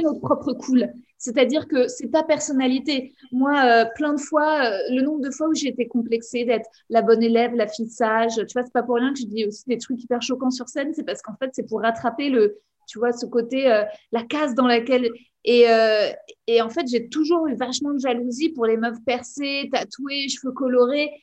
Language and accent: French; Paris, Île-de-France, France; j'ai grandi en fait dans un environnement ultra privilégié parce que j'ai grandi à Paris